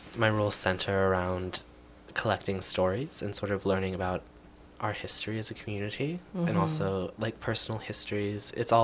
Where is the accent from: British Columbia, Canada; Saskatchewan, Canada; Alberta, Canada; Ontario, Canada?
British Columbia, Canada; Moberly Lake; Well, I lived with my mom and dad. We would often drive back to the lake. It's a 15-minute drive.